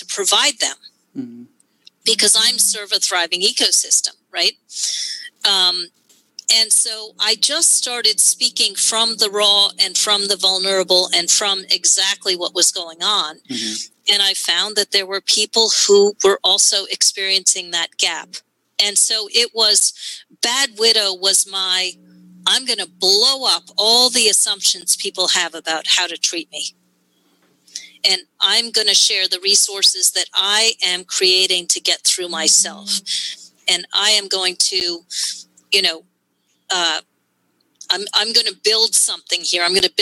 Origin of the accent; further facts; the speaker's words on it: New York, United States; I'm from New York.